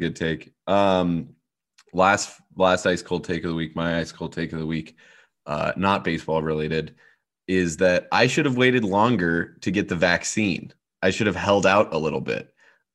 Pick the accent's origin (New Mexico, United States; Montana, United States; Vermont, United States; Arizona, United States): Montana, United States; I'm from Montana